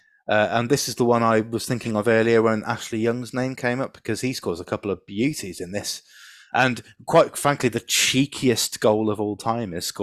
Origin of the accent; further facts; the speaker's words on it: London, United Kingdom; I was born basically in Shepherd's Bush, Hammersmith, so I should be a QPR fan if you're going by proximity to your birthplace